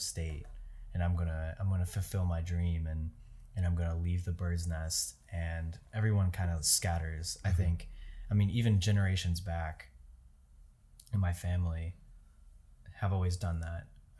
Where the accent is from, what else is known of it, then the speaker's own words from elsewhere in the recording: United States; It's definitely, I think, a hot topic, especially as an American, because for whatever reason, I think just maybe based on the way that this culture is very individualistic.